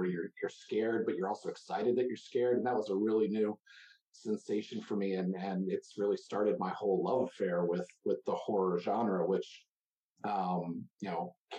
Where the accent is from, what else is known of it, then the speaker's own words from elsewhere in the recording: Maryland outside of Baltimore, United States; I grew up in Maryland outside of Baltimore